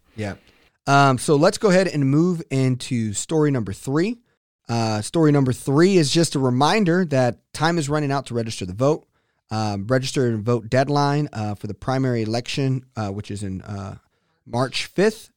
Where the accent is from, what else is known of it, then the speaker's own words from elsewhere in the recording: Texas, United States; as a Texan